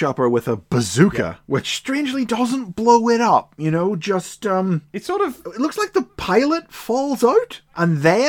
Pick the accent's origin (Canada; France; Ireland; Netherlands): Ireland; I'm from Ireland